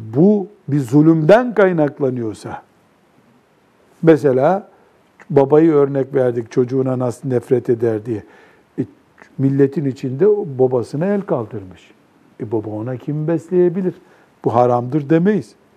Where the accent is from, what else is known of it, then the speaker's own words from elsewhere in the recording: Black Sea Region, Turkey; bizim Karadeniz'de